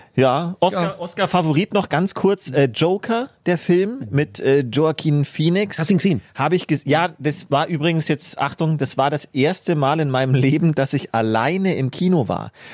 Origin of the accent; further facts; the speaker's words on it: Germany; bei uns in Deutschland